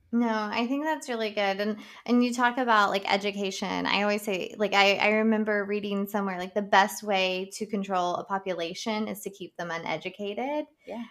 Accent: Boone County, West Virginia, United States; moved away as an adult; now in Washington, D.C. area, United States; my dad ha- is from Boone County and that's where I grew up

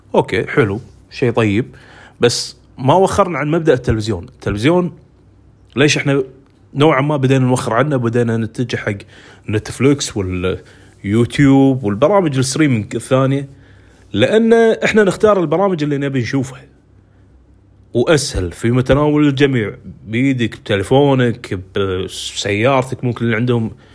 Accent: Kuwait; أنا مثلاً عندنا بالكويت

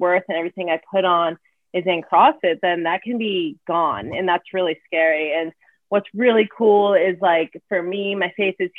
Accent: Arizona, United States; moved away as an adult; also born or lived in New Hampshire; I was born and raised in Arizona

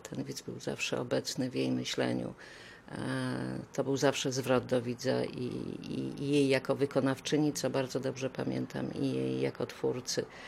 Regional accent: Łódź, Łódź Voivodeship, Poland; moved away as an adult; now in Poznań, Poland; jestem z pochodzenia łodzianką

